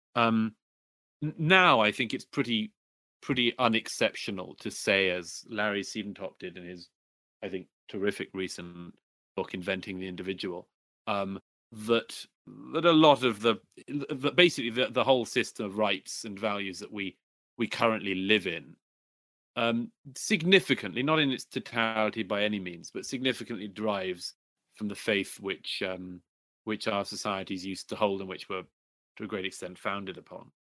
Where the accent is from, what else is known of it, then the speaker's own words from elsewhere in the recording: United Kingdom; my home country, in particular in Britain